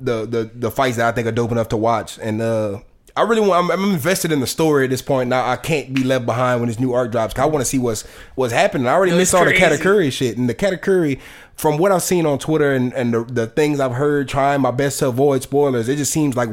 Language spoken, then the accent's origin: English; United States; I'm from America.